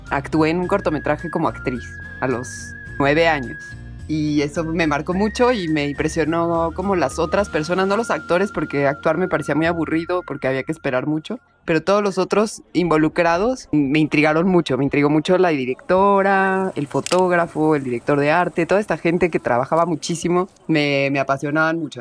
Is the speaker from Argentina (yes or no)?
no; Cuernavaca, Morelos, Mexico; cerca de donde crecí, en Cuernavaca, en Morelos